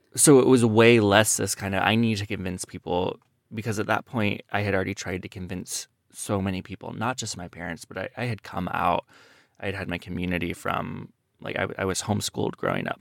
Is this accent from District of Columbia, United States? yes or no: no; Iowa, United States; I grew up in Iowa